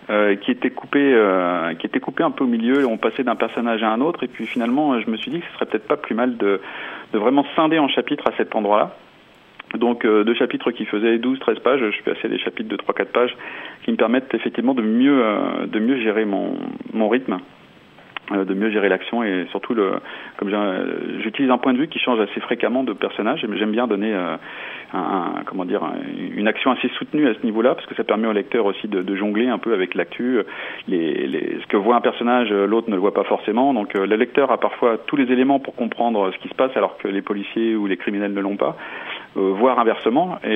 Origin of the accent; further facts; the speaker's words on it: Bourgogne-Franche-Comté, France; mettre en valeur ma région par un roman qui se passe chez nous en Bourgogne